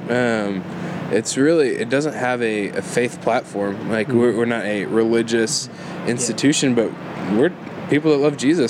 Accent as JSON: {"language": "English", "town": "Houston", "region": "Texas", "country": "United States", "moved": "as an adult", "lives_now": "Waco, United States", "said": "I'm originally from Houston"}